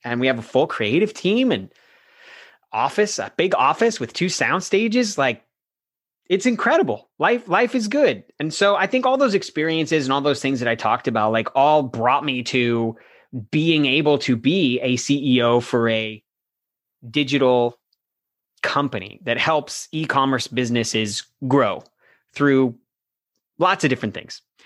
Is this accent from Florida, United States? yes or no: yes; Florida, United States; also born or lived in New York; I grew up in Florida my entire life